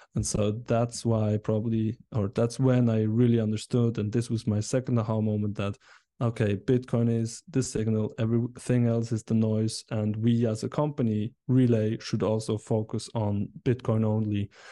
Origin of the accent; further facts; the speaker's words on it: Biel, Bern, Switzerland; I'm from Switzerland. Uh, I grew up here, um, and, and still live here in Biel, a nice city in the canton of Bern